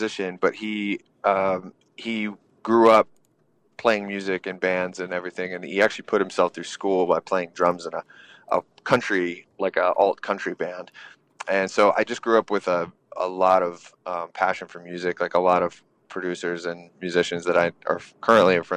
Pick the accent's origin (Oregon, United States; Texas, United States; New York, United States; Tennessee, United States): Tennessee, United States; East; also born or lived in North Florida; I was raised in East Tennessee